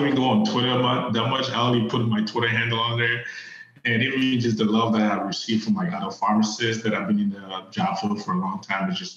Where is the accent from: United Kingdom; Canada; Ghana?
Ghana; moved away as an adult; also born or lived in Virginia, United States / Cincinnati, United States; now in United States; I grew up in Ghana. I did most of my schooling there.